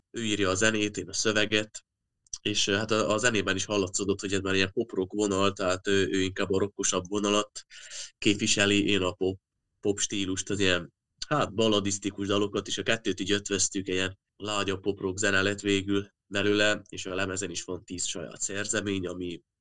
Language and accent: Hungarian; Hungary; legyünk büszkék arra, hogy magyarok vagyunk, mert ezt nem válogatjuk meg